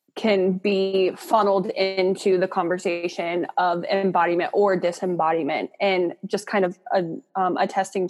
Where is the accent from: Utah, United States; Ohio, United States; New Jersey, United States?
Ohio, United States; Akron; I'm from Northeast Ohio, Akron.